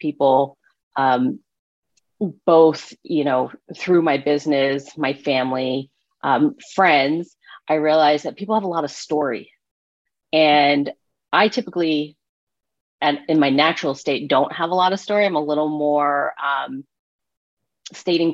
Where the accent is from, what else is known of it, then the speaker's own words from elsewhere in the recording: East Coast, United States; moved away as an adult; I'm from the East Coast